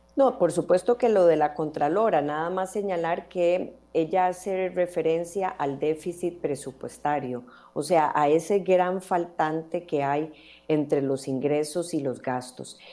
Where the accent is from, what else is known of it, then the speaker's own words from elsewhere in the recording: Costa Rica; como costarricenses